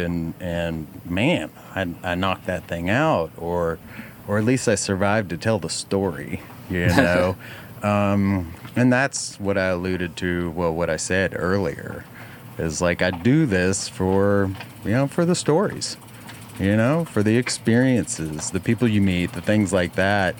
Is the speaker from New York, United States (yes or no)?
no; West Virginia, United States; now in Knoxville, United States; I grew up in West Virginia, so I love anything West Virginia